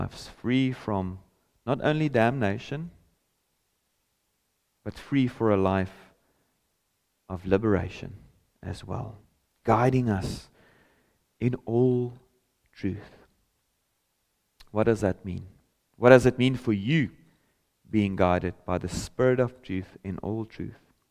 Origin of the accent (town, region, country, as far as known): South Africa; first language Afrikaans; English is a second language